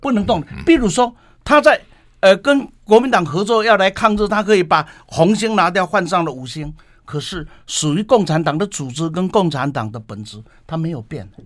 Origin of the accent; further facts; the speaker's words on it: Taiwan; 我来自台湾的